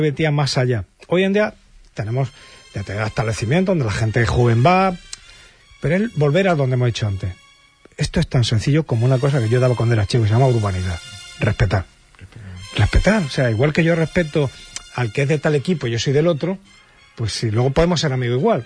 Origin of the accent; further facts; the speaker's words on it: Jaén, Andalusia, Spain; now in Huelva, Spain; yo soy de Jaén